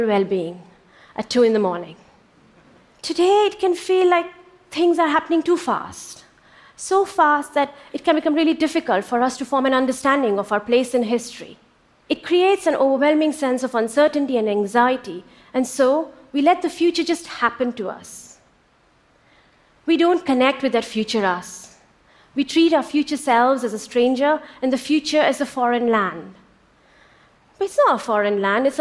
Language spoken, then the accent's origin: English; India; born or raised there; moved away